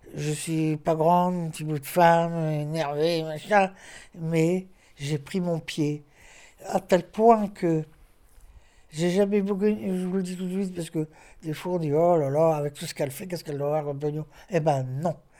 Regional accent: Lille, Hauts-de-France, France; Je suis née dans le Vieux-Lille, rue du Magasin

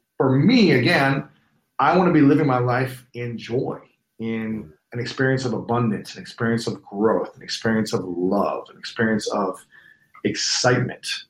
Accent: Columbus, Ohio, United States; moved away; my hometown in, in Columbus

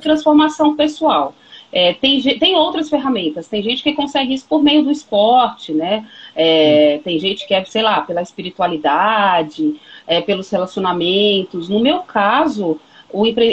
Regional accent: Brazil; a gente, como brasileiro

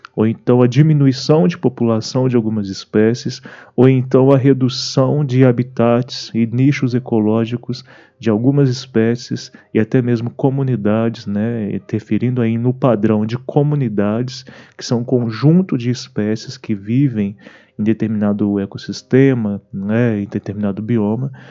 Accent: Brazil; para nós como brasileiros

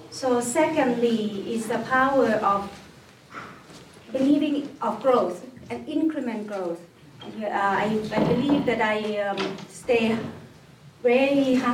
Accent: Northern Thailand, Thailand; moved away as an adult; now in Bhutan; I came from, uh, um, well, Thailand is relatively big, but my hometown is small. Uh, it's a small, hometown in the north of Thailand, small province, um, mountainous area

